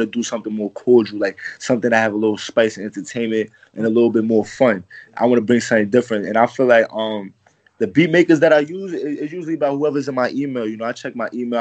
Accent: New York City, New York, United States; I'm from the Bronx.

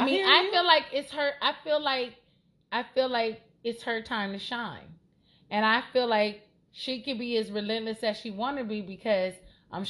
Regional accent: Los Angeles, California, United States; I'm from Los Angeles

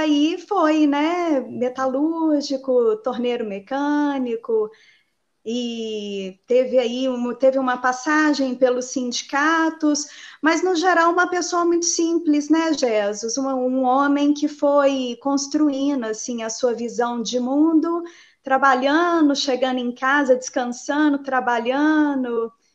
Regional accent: Betim, Minas Gerais, Brazil; Eu sou moradora de Betim desde sempre. Eu tenho 41 anos, sempre estive por aqui.

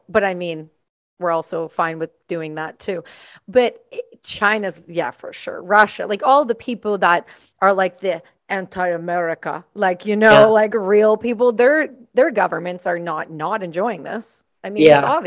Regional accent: Canada; I'm Canadian

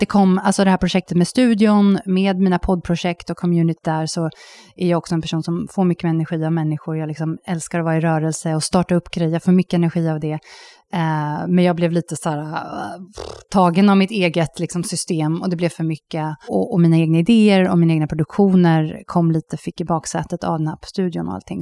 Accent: Sweden; moved away as an adult; now in Zürich, Switzerland; när man är som svensk utomlands

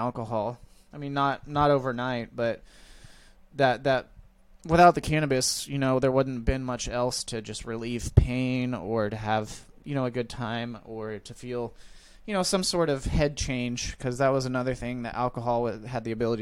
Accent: Midwest, United States; I grew up in the Midwest.

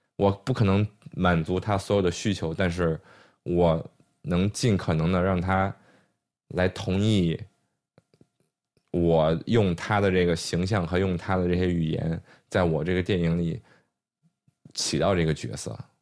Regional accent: China; 我们在中国出生、中国长大

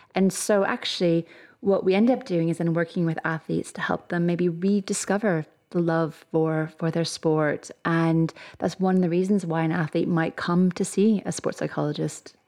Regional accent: Canada; moved away as an adult; now in Birmingham, United Kingdom; if you can probably tell from my accent, I'm not originally from here. I'm Canadian

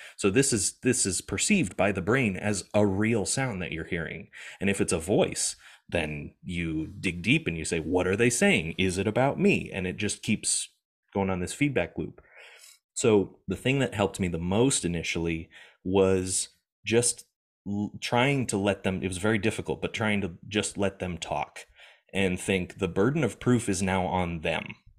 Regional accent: United States; moved away; I'm an American living in America at the time.

